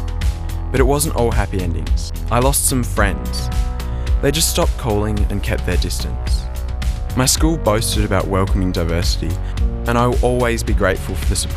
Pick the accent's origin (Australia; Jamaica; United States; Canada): Australia; Ulverstone, Tasmania; My hometown of Ulverston still lacks public role models